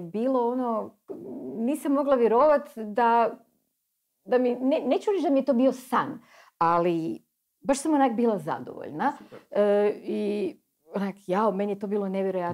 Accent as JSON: {"language": "Croatian", "region": "Istria County", "country": "Croatia", "tie": "born or raised there", "said": "ja sam uživjela kao klinka u Istri"}